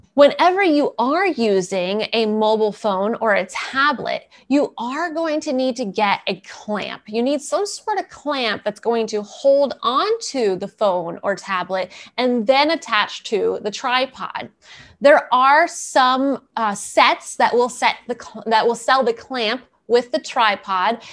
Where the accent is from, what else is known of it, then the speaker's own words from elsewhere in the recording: East Coast, United States; moved away; I'm originally from the East Coast